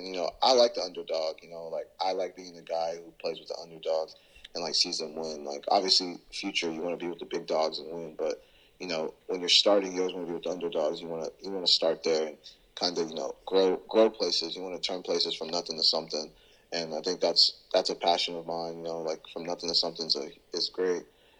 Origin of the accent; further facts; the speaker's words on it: Houston, Texas, United States; also born or lived in Washington, D.C. / Pullman, Washington; I'm from Houston, Texas, and I was born in D.C., lived in the East Coast for a while, lived in Pullman, Washington, up north before I moved to Texas